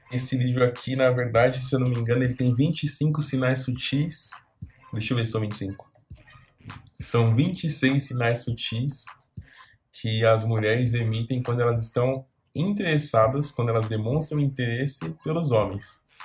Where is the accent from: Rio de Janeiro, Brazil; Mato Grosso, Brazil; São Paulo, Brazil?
São Paulo, Brazil; Eu nasci e fui criado aqui em São Paulo